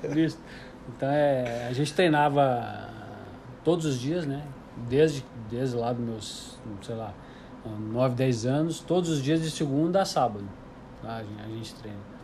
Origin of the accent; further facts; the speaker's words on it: Porto Alegre, Rio Grande do Sul, Brazil; eu estudava numa escola municipal de Porto Alegre, eu sou, sou gaúcho